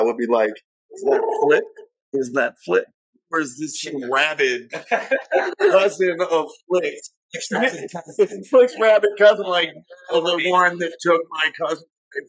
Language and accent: English; Little Rock, Arkansas, United States; I'm from Little Rock, Arkansas.